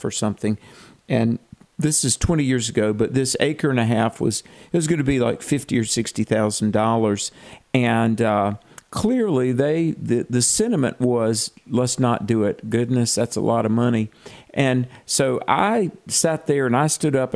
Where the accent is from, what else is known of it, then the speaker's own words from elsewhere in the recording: United States; I'm an American.